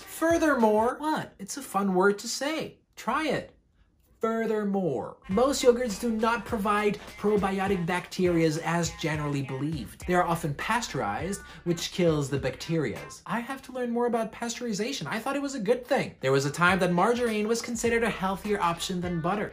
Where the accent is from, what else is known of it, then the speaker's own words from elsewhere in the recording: Switzerland; I'm from Switzerland